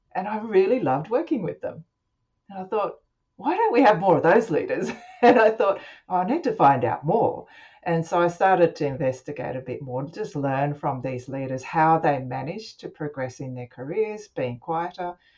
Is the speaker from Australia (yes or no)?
yes; Australia; I'm Japanese, I have a Japanese background, but I'm Australian born and uh, I grew up with Japanese parents, and I had to work with both languages